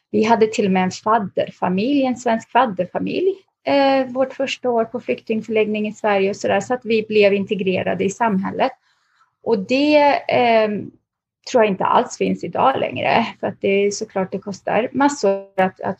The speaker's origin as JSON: {"language": "Swedish", "country": "Lebanon", "tie": "born there", "said": "när jag föddes så föddes jag faktiskt mitt bland bomber."}